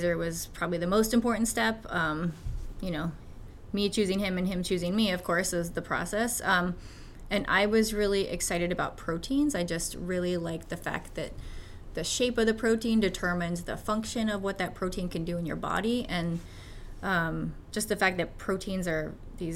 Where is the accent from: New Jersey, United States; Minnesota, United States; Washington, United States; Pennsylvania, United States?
Washington, United States; Eastern; also born or lived in Wyoming; now in Washington, D.C., United States; I was born in Wyoming, but then moved to Eastern Washington when I was 8. So I feel like I mostly grew up in Eastern Washington